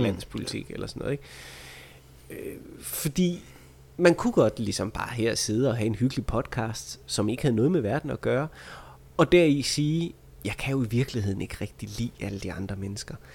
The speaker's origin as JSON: {"language": "Danish", "town": "Vejle", "region": "Southern Denmark", "country": "Denmark", "said": "jeg er fra Vejle"}